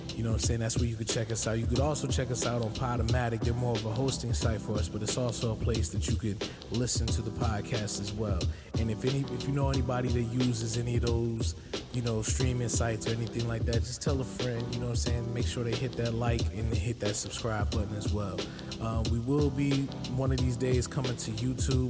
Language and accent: English; East Orange, New Jersey, United States; I'm from East Orange.